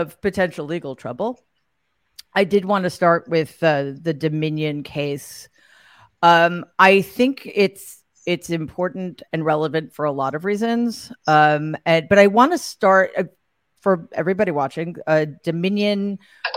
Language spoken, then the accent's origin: English; New York City, New York, United States; in my hometown, the Gramercy Theater in New York City